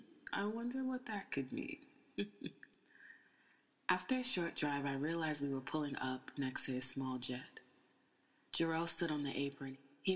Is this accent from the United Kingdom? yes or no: no; Toronto, Ontario, Canada; now in Brooklyn, United States; Well, I was born and raised in Toronto, but moved to the States for college. I've been in Brooklyn for about 2 years, and the art world has been kind to me.